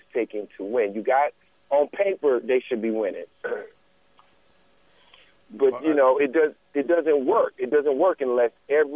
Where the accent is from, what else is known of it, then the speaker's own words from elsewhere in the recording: New Jersey, United States; growing up in New Jersey, you know, growing up with the Knicks and the Nets and the Giants